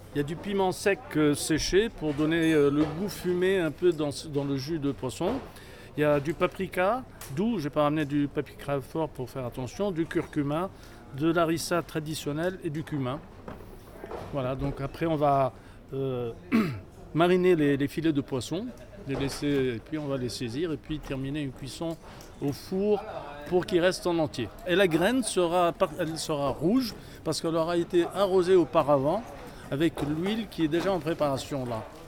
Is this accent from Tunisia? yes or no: yes; Tunis, Tunis Governorate, Tunisia; also born or lived in Sfax, Tunisia; Je viens de la ville de Sfax. J'ai grandi euh, à Tunis